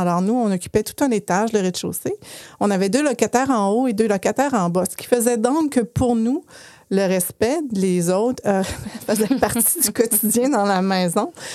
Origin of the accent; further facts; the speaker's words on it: Chicoutimi, Quebec, Canada; now in Quebec City, Canada; je viens de Chicoutimi, mais j'habite bien Québec maintenant